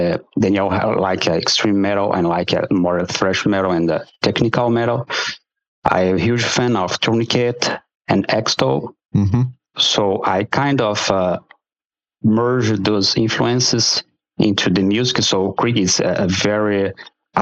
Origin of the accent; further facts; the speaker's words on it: Brazil; moved away as an adult; also born or lived in Montreal area, Quebec, Canada; now in Montreal, Canada; I was born in Brazil, so I've lived there, I say most of the half of my life there, and I've moved to Canada with my wife